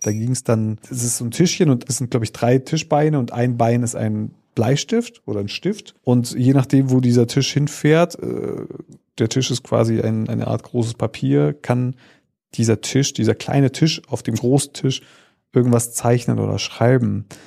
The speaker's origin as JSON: {"language": "German", "country": "Kazakhstan", "tie": "born or raised there", "moved": "yes", "said": "da, wo ich geboren bin, in Kasachstan"}